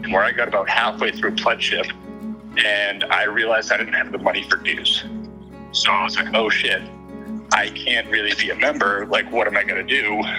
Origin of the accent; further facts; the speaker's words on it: Northeast, United States; moved away as an adult; I came from the Northeast where Greek life just wasn't a thing